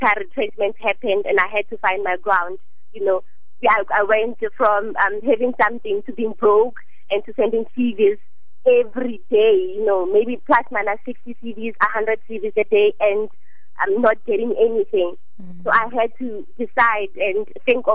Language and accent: English; Tembisa, Gauteng, South Africa; also born or lived in Limpopo; I was born in Limpopo, but I was raised in Tembisa by single mom.